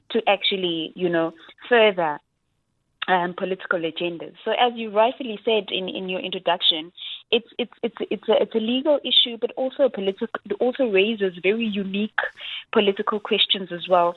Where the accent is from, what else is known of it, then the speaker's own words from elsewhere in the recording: South Africa; as a South African